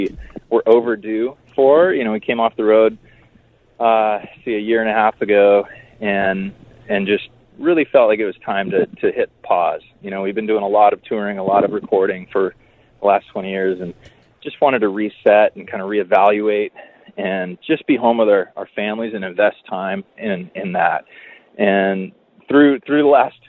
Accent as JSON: {"language": "English", "town": "San Diego", "region": "California", "country": "United States", "tie": "born or raised there", "said": "growing up in San Diego, it's not a big music town"}